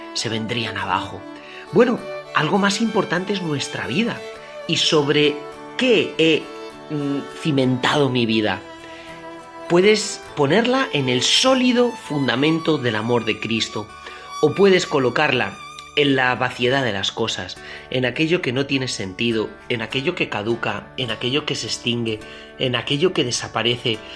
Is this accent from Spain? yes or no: yes; Toledo, Castilla-La Mancha, Spain; yo soy de Toledo